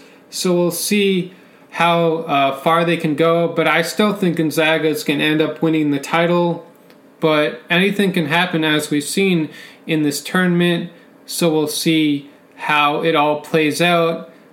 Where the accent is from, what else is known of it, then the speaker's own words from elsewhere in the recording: Los Angeles, California, United States; as I am from Los Angeles.